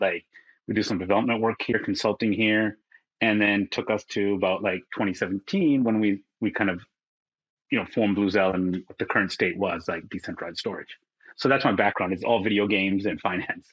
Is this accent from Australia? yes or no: no; Vancouver, British Columbia, Canada; moved away as an adult; now in Singapore; I'm from Vancouver originally. So now I live in Singapore